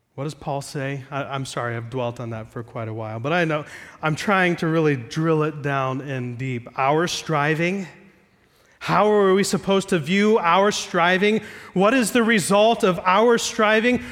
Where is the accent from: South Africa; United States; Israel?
United States; Ohio; I'm from Ohio, not Iowa.